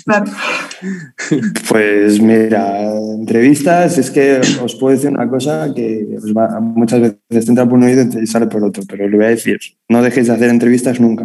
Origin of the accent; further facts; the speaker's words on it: Madrid, Community of Madrid, Spain; accent: madrileño; yo, con mi acento madrileño